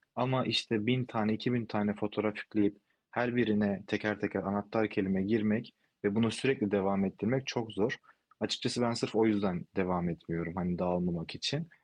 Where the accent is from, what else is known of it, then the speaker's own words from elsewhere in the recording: İzmir, Turkey; also born or lived in Istanbul, Turkey / Spain; İzmirliyim, İzmir'de yaşıyorum